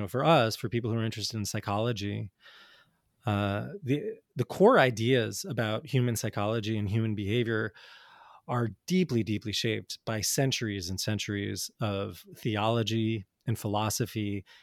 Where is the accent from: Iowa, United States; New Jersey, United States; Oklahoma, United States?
New Jersey, United States; I grew up in North Jersey in the 80s and 90s